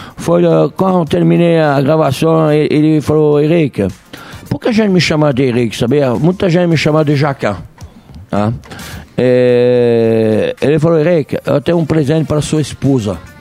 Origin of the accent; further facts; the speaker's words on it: France; now in Brazil; eu sou francês, eu não sou brasileiro